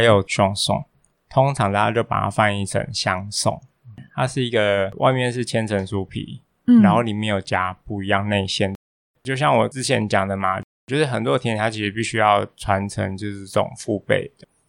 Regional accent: Tainan, Taiwan; 那我台南人，我台南人。

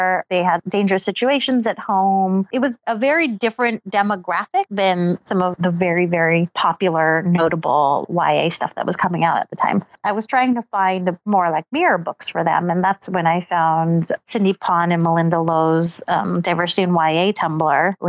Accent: Los Angeles, California, United States; moved away as an adult; also born or lived in Seattle; now in Brooklyn, United States; I grew up in Los Angeles

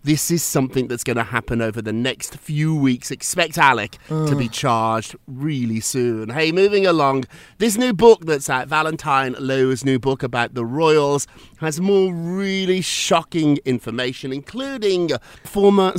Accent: United Kingdom; now in New York, United States; as a Brit

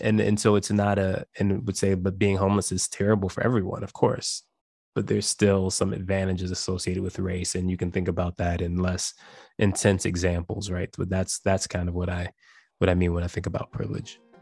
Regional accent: Chicago, Illinois, United States; I grew up in Chicago

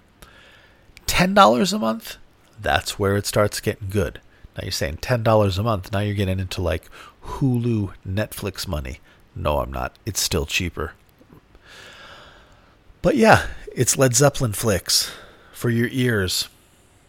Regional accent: United States; I have grown up in America

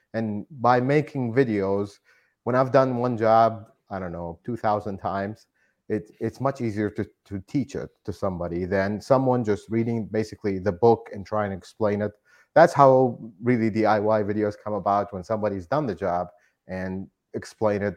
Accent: Iraq; moved away as an adult; now in United States; I am not originally from here. I'm from Iraq. I immigrated here

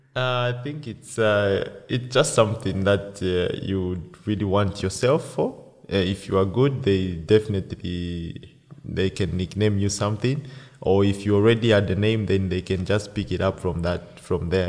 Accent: Copperbelt Province, Zambia; moved away as an adult; also born or lived in Lusaka, Zambia; now in Austria; I was born in the Copper Belt

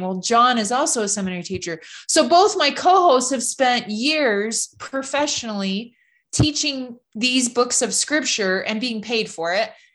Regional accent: Loma Rica, California, United States; I grew up in California, just outside of about forty-five minutes north of Sacramento in a little small farming community called Loma Rica

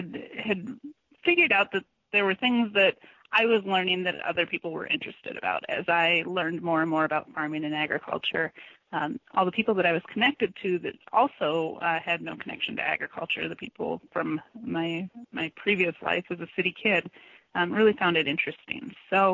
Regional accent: Madison, Wisconsin, United States; I grew up in Madison, Wisconsin

